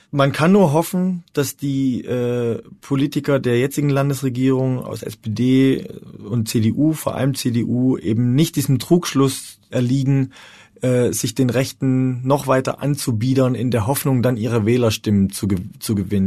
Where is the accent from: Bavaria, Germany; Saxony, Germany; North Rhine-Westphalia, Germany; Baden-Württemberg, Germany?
Saxony, Germany; Freiberg; moved away; in Freiberg, äh, wo ich geboren wurde